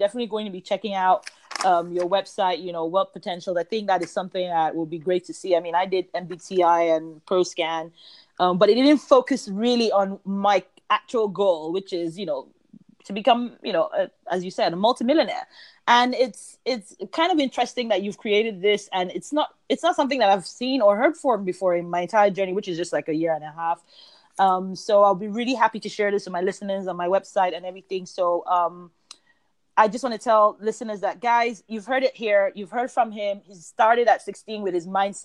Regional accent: United Kingdom; I'm British

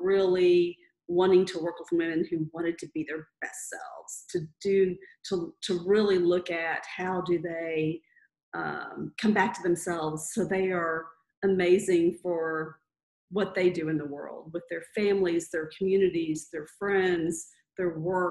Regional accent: Texas, United States; moved away as an adult; now in Louisville, United States; I grew up in Texas, you know, the Southern Baptist, good girl

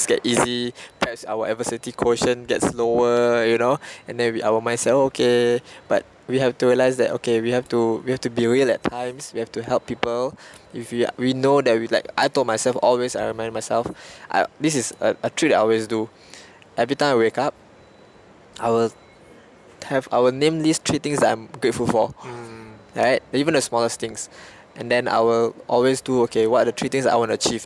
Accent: Singapore; as a Singaporean

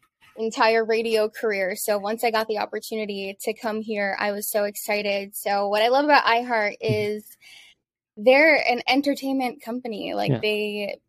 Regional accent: Florida, United States; moved away as an adult; also born or lived in New York / Tampa; now in Miami, United States; I'm from Florida. I grew up in Florida

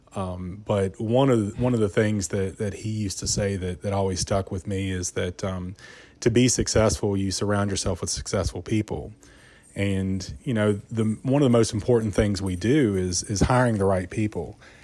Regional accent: Buena Vista, Virginia, United States; moved away as an adult; now in Roanoke, United States; I grew up in Rockbridge County, uh, which is, uh, just, uh, about an hour north of here in a small little town, Buena Vista.

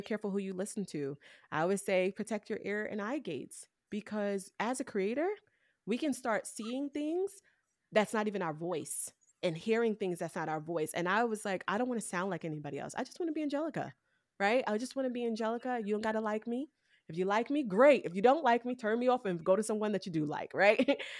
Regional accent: New York City, New York, United States; I came from Brooklyn, New York, I didn't have a lot of resources around me

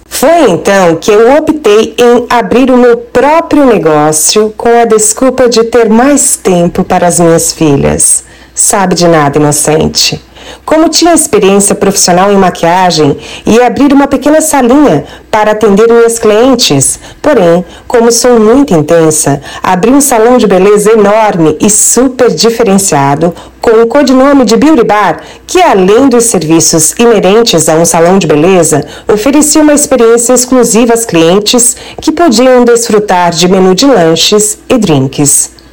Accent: Araranguá, Santa Catarina, Brazil; also born or lived in Florianópolis; voltei de Florianópolis, onde fazia faculdade, para minha cidade natal, Araranguá, extremo sul de Santa Catarina, onde estou até hoje

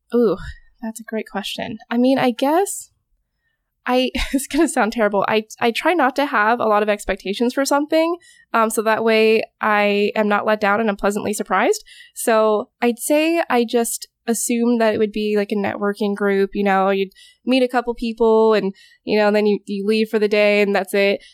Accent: Alaska, United States; moved away as an adult; also born or lived in Corvallis, Oregon; now in Oregon, United States; I went through community college back home. I'm originally from Alaska

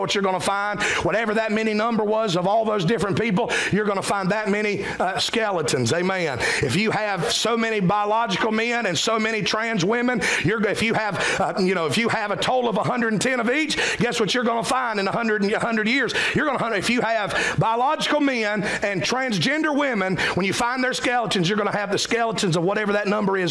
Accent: South Carolina, United States; identify us not just as Americans but as South Carolinians

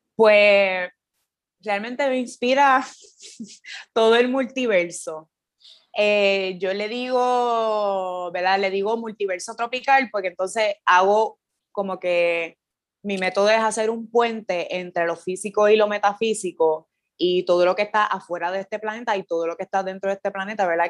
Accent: Patillas, Puerto Rico; moved away as an adult; also born or lived in Cayey / Old San Juan; now in San Juan, Puerto Rico; soy de Patilla, estudié en Calle

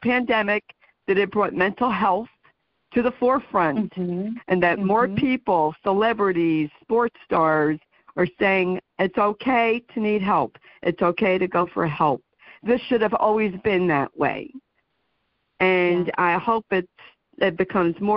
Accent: New Jersey, United States; I am from New Jersey

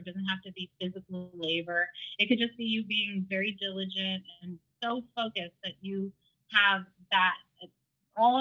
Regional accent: San Francisco Bay Area, Northern California, United States

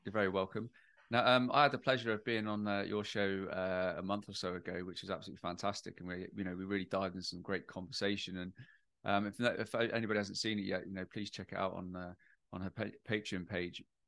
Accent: United Kingdom; I'm British

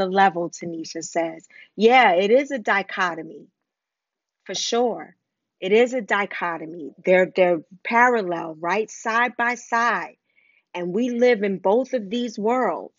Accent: New York City, New York, United States; I grew up in Wagner Projects.

